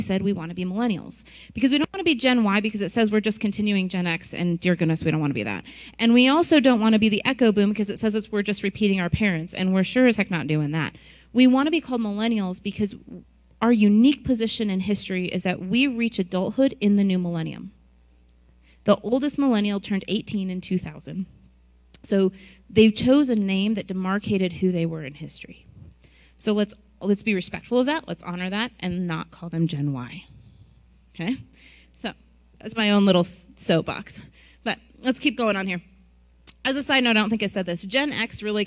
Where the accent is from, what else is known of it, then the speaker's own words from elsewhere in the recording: Midwest, United States; I was born and raised in the Midwest